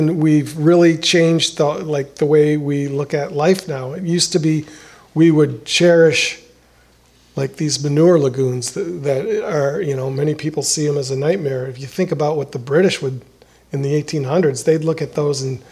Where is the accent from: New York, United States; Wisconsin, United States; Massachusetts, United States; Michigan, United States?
Wisconsin, United States; De Pere; now in Milwaukee, United States; De Pere on the river across from St. Norbert College at this boat ramp that I used to play at when I was a kid